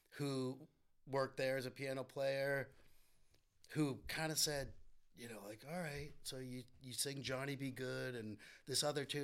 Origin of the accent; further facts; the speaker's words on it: Winchester, Massachusetts, United States; now in Cape Cod, United States; I grew up in Winchester